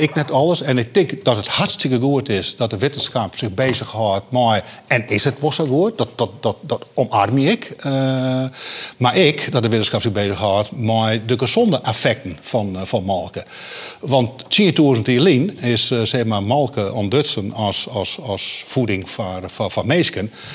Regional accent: Friesland, Netherlands; ik ben een Fries

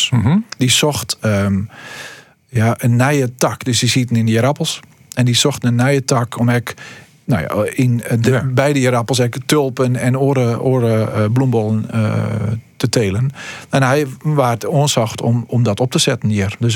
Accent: Stiens, Friesland, Netherlands; born or raised there; also born or lived in Hillegom, South Holland

